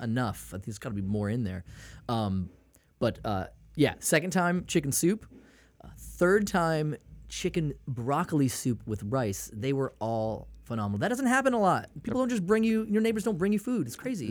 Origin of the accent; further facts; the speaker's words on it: Maine, United States; I'm from, I'm from Maine